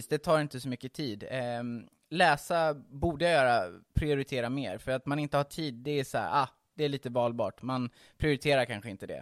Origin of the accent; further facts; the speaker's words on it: Hultsfred, Kalmar County, Sweden; moved away as an adult; now in Stockholm, Sweden; Jag är uppvuxen i Hultsfred, så jag kommer inte från Stockholm från början